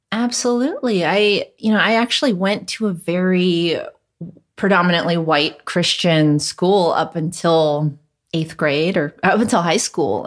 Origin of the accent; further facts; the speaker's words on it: Hacienda Heights, California, United States; first language Cantonese; English is a second language; I actually grew up in Hacienda Heights, which nobody knows about where that is, but it's a little further east of San Gabriel.